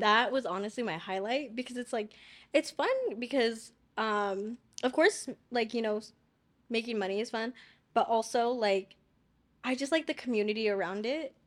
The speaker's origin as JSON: {"language": "English", "town": "Chino Hills", "region": "California", "country": "United States", "said": "where I live, 'cause I'm from Chino Hills"}